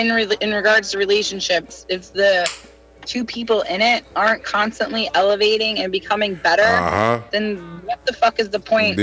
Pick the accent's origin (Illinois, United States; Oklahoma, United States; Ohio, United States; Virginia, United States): Virginia, United States; Reston; also born or lived in Arlington, Virginia; I'm born and raised in Virginia.